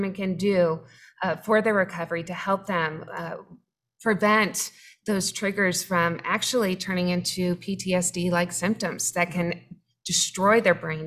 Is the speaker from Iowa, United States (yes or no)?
no; Jacksonville, Florida, United States; We're from Jacksonville